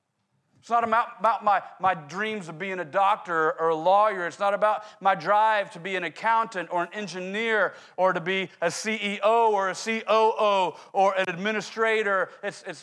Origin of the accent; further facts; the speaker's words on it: Oklahoma City, Oklahoma, United States; I grew up in Oklahoma City. We don't have tall buildings in Oklahoma City